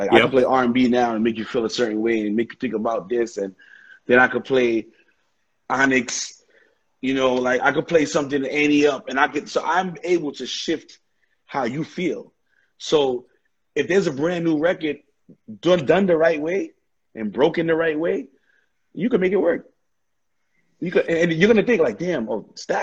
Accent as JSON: {"language": "English", "town": "New York City", "region": "New York", "country": "United States", "said": "I'm from Brooklyn"}